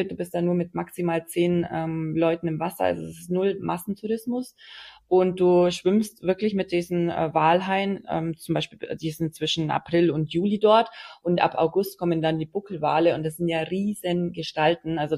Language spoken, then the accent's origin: German; Bavaria, Germany; und also ich bin ja aus den